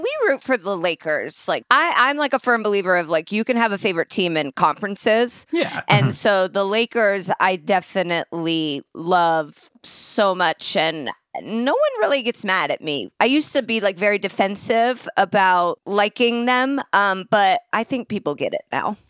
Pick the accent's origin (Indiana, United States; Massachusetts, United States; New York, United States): Indiana, United States; Indianapolis; I'm from Indianapolis